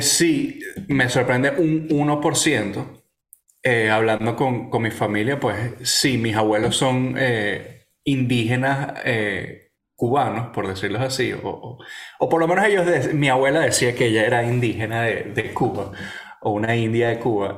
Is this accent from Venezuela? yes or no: yes; Venezuela; yo nací ahí, viví en ese peo, eh, hablo como un cifrino de mierda